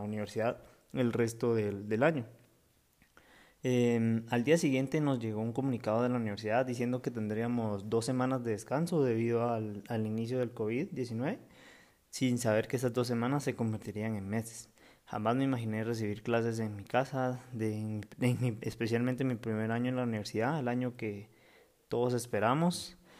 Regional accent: Guatemala; mi país natal, Guatemala

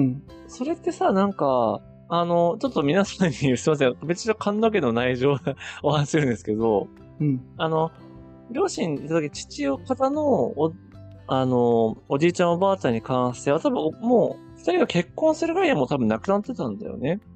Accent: Ōtsuchi, Iwate, Japan; 僕らの実家って岩手県の大槌町っていう、まあ、めちゃめちゃ田舎というかね

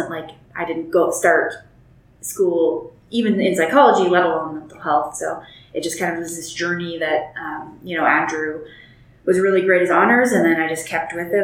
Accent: Northern Alberta, Canada; moved away as an adult; now in Calgary, Canada; I grew up in Northern Alberta

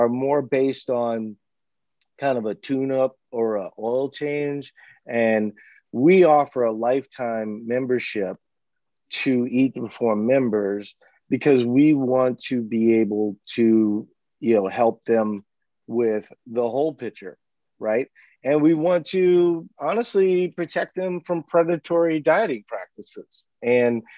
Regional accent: New Orleans, Louisiana, United States; moved away; I'm originally from New Orleans

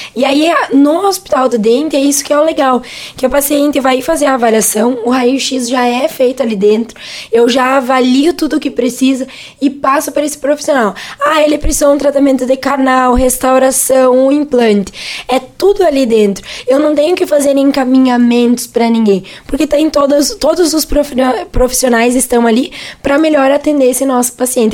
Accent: Rodeio Bonito and Cerro Grande, Rio Grande do Sul, Brazil; moved away as an adult; also born or lived in Frederico Westphalen; now in Venâncio Aires, Brazil; nós somos de duas cidades bem pequenininhas lá do interior, que é Rodeio Bonito e Cerro Grande também

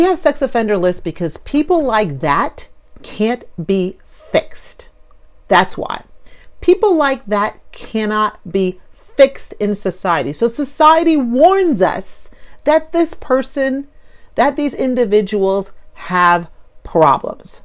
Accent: New York, United States; being a New Yorker

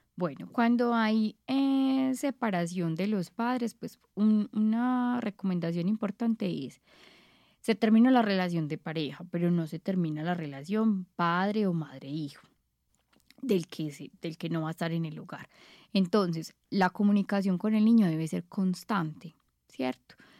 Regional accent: Paisa, Antioquia, Colombia; nosotros como paisas

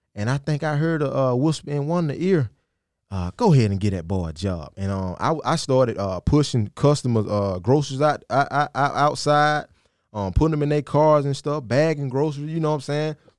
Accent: Sandersville, Georgia, United States; born or raised there; moved away

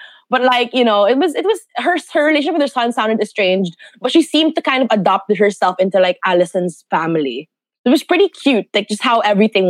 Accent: Philippines; being Filipino and being Filipino culture

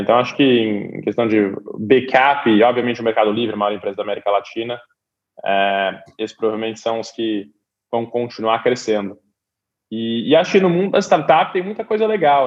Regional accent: Brazil; now in Silicon Valley, United States; a gente como brasileiro

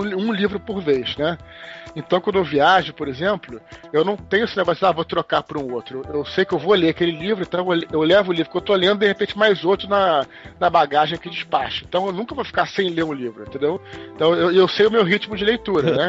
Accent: Brazil; also born or lived in United States; sou brasileiro

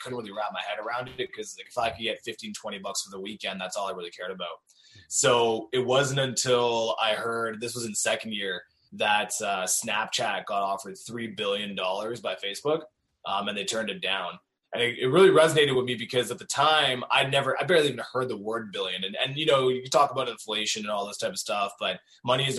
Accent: Cornwall, Ontario, Canada; also born or lived in Waterloo, Ontario; I grew up in Cornwall, so probably like half an hour, 40 minutes outside Ottawa, and like an hour outside of Montreal, but still on the Ontario side.

